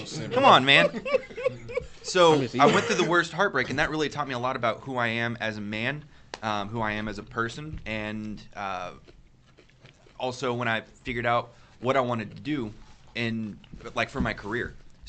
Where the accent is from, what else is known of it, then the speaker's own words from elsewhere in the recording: Stephenville, Texas, United States; moved away; So Stevensville is home only because my parents are there.